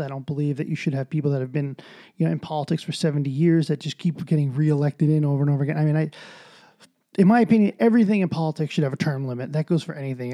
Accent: United States; as an American

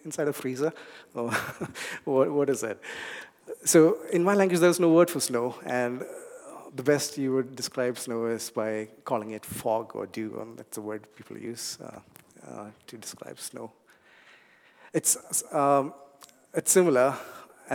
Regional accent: India; English is a second language; moved away; I grew up in a warm place. I come from India

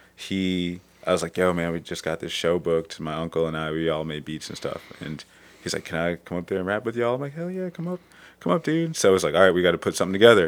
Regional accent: Cleveland, Ohio, United States; I'm from Cleveland

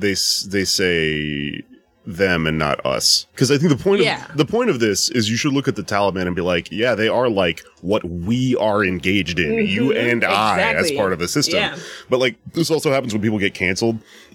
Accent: Texas, United States; I'm from Texas.

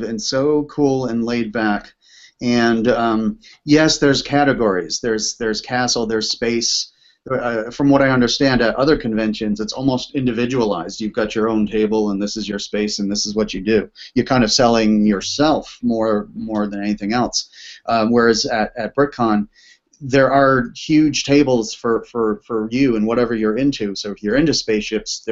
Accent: East Coast, United States; now in Seattle, United States; I am from the East Coast

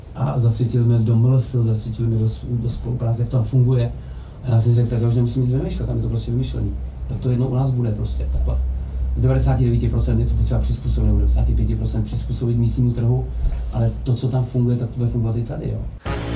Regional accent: Czechia; protože jsme Češi

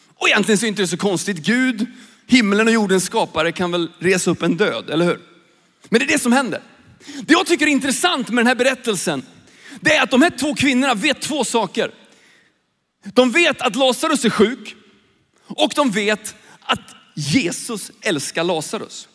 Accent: Sweden; jag är ju svensk, jag växte upp i Sverige

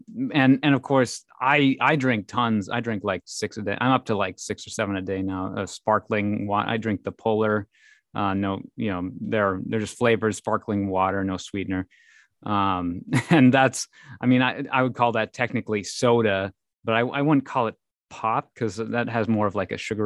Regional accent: Minnesota, United States; accent: Minnesotan; But yeah, I'm from Minnesota, so I don't know, I enjoy the moments when my sort of Minnesotan-ness comes through a little bit

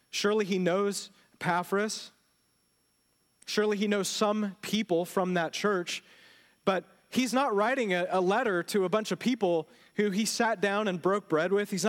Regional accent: Houston, Texas, United States; anywhere else and you tell people where you live, they don't understand where Magnolia is, but you say, I'm from the Houston area, right?

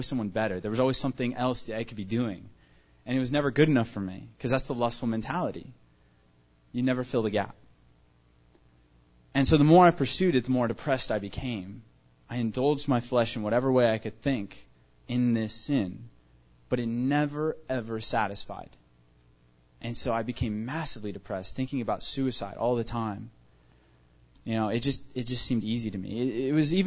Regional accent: Tucson, Arizona, United States; I was born and raised here in Tucson, Arizona

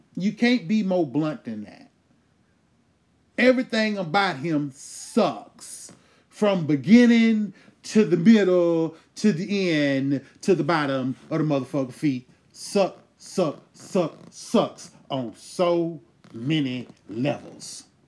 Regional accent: United States; we as American citizens

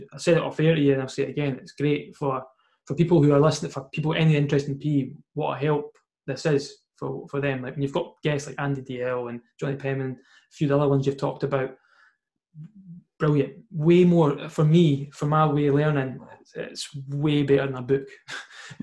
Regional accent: Scotland, United Kingdom; as a Scottish footballer

